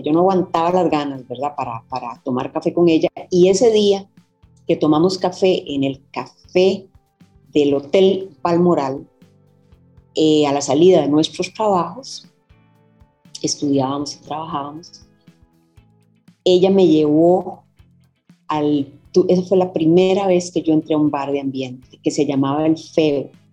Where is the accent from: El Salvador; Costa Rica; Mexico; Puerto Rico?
Costa Rica; Soy carnet 77 de la Universidad de Costa Rica, a la que ingreso después de venir de un colegio, escuela y colegio de mujeres, Escuela Perú, Colegio de Sion